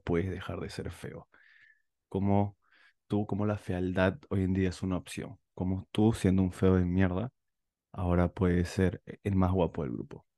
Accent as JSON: {"language": "Spanish", "country": "Peru", "said": "los peruanos somos considerados los feos de Latinoamérica"}